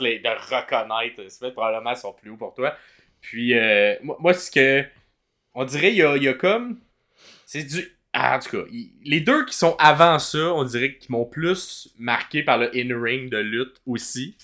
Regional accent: Montreal, Quebec, Canada; on vient de Montréal

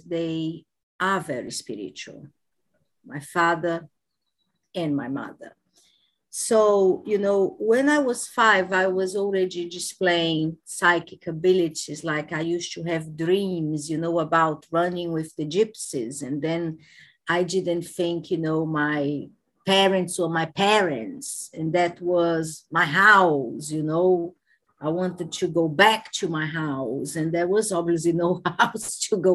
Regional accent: Brazil; moved away as an adult; now in United Kingdom; I am originally from Brazil, but I have been living in the UK for the past 22 years.

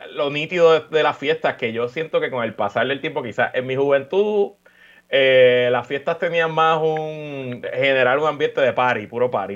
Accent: Puerto Rico; somos puertorriqueños, llevamos en esta isla, ya yo llevo casi 40 años viviendo aquí

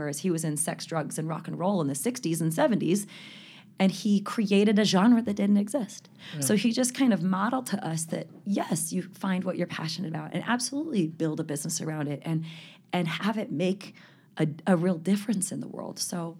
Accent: California, United States; born there; I'm number six, born in Southern California. My parents lived in the San Fernando Valley for 30 years.

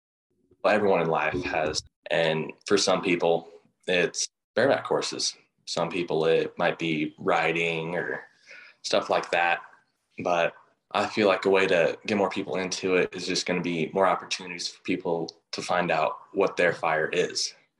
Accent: Deer Trail, Colorado, United States; also born or lived in North Pole, Alaska; I'm 16. I'm from Deer Trail, Colorado.

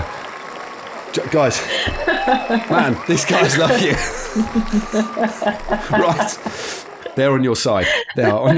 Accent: Derby, East Midlands, United Kingdom; my hometown of Derby, which is in Derbyshire, not far from Nottingham

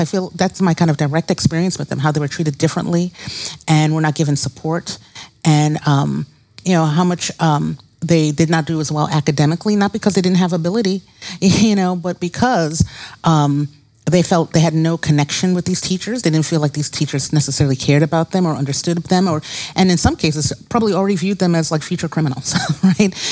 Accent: New York City, New York, United States; moved away as an adult; now in Detroit, United States; I grew up in Brooklyn, New York

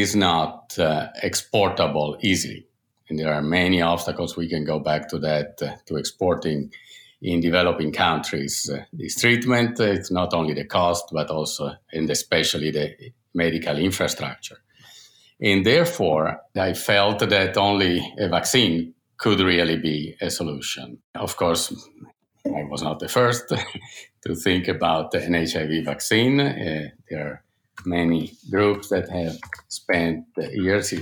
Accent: Turin, Piedmont, Italy; moved away as an adult; now in United States; I'm an Italian doctor and scientist, and now an American citizen, but I grew up in Torino, Italy

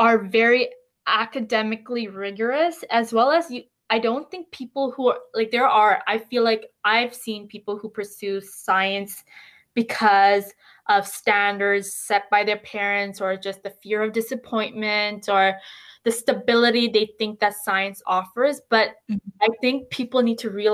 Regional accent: Canada; as Canadian students

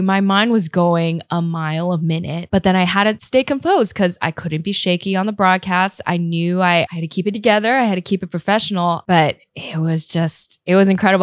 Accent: the Bay Area, California, United States; first language English; also born or lived in Taiwan; now in Taipei, Taiwan; I'm from the Bay

